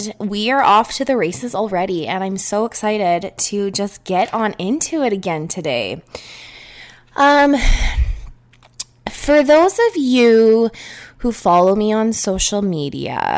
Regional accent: Niagara Falls, Ontario, Canada; moved away; Ontario, where I am from. I am from Niagara Falls

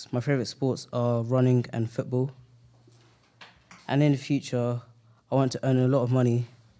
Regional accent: Bedford, East of England, United Kingdom; also born or lived in Cameroon; I was born in Bedford, England, but I'm from Cameroon.

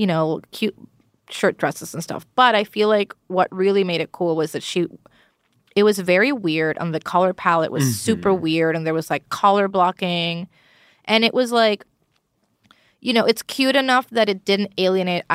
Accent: Puerto Rico; first language Spanish; English is a second language; moved away; My first language is Spanish because I was born and raised in Puerto Rico.

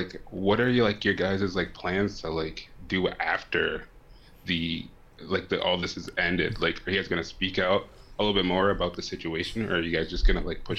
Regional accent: Minnesota, United States; I'm from like Minnesota.

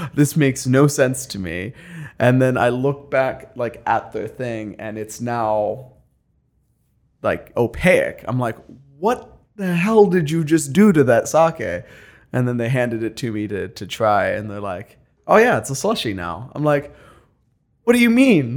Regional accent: Eastern Ohio, United States; moved away as an adult; now in Columbus, United States; I'm not from Columbus. No, I'm from Eastern Ohio.

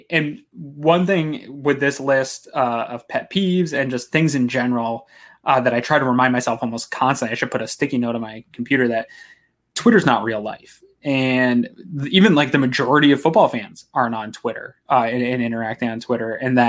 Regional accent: New England, United States; now in Maine, United States; I'm from New England originally, as a lot of fans that listen know. Moved to Maine, which is kind of deep New England territory, in 1999.

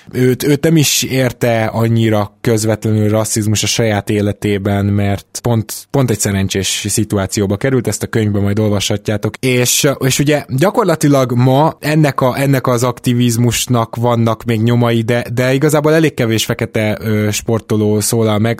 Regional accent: Budapest, Hungary; én is Délpesten nőttem föl

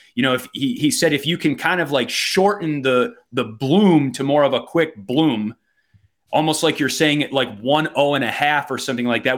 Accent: Wisconsin, United States; accent: Wisconsin; my Wisconsin accent

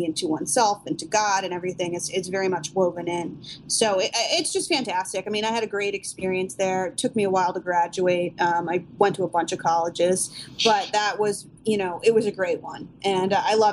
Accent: New Jersey, United States; moved away as an adult; also born or lived in North Carolina; I lived in New Jersey, and I applied as an out-of-state student

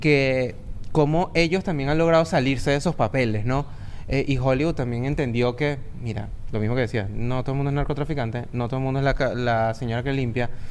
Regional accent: Venezuela; nosotros los tres somos venezolanos

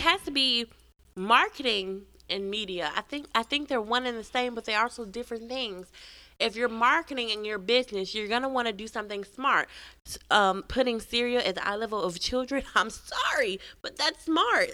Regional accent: Memphis, Tennessee, United States; I was from Memphis

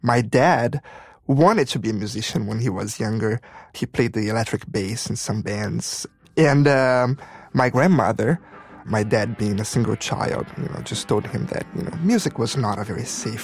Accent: Rio de Janeiro, Brazil; moved away; also born or lived in Sao Paulo / Dallas / Chicago; I was born and raised in Rio de Janeiro.

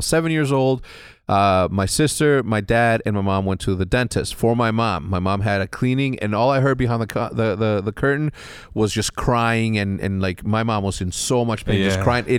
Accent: Texas, United States; born there; And I was born in Texas, right?

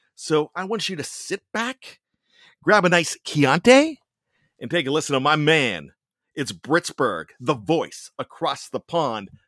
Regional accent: Johnstown, Pennsylvania, United States; accent: Yinzer; I've got my pseudo Yinzer accent that I like to bust in every once in a while because I am from western Pennsylvania, Johnstown, P

